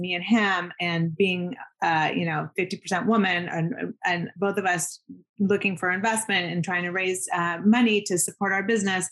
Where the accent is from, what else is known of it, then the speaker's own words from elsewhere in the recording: Seattle, Washington, United States; also born or lived in Zurich, Switzerland / Manhattan, New York; now in New York, United States; moved to Seattle when I was two and grew up there